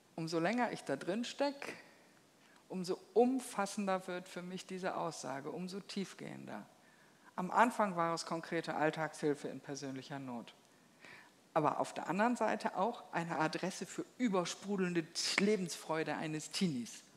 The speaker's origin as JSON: {"language": "German", "country": "Germany", "said": "bei uns in Deutschland"}